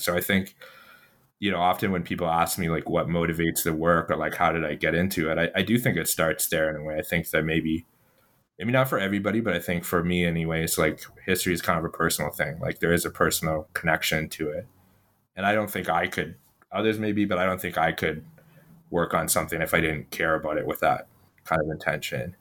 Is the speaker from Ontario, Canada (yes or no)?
yes; Ottawa, Ontario, Canada; born or raised there